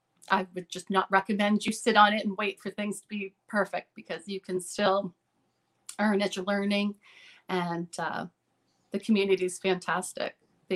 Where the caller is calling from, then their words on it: Veazie, Maine, United States; Veezy, Maine.